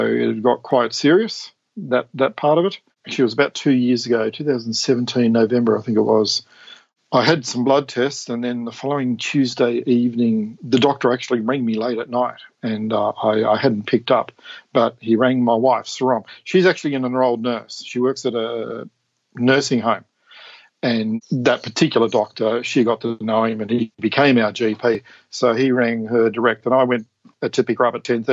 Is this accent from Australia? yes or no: yes; Tasmania, Australia; moved away as an adult; I was born in Tasmania. 6 kids, Salvation Army upbringing, so Christian church upbringing. Standard, was it meat and 3 veg meals growing up. Left Tasmania in the mid-90s to join the Air Force